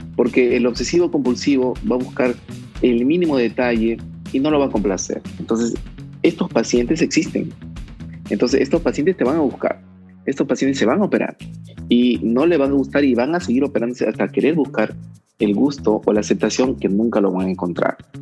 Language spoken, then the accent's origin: Spanish; Trujillo, La Libertad, Peru; moved away as an adult; also born or lived in Guadalajara, Mexico